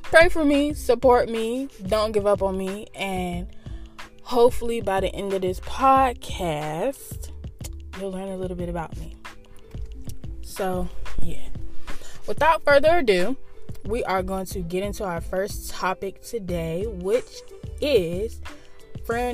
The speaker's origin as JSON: {"language": "English", "town": "Norfolk", "region": "Virginia", "country": "United States", "tie": "born or raised there", "said": "I reside in the 757."}